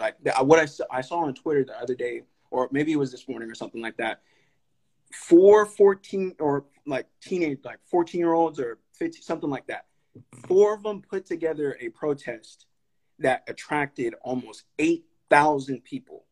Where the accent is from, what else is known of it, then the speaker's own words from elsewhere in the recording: Sacramento, California, United States; also born or lived in Stockton, California; I grew up in Highlands too. Literally, ever since I moved out to Sacramento from Stockton, like I've grown up in North Highlands